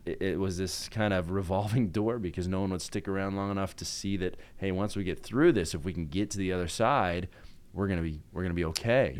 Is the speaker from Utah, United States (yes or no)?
yes; Salt Lake City, Utah, United States; moved away as an adult; also born or lived in Buffalo, New York; I grew up in Salt Lake in Utah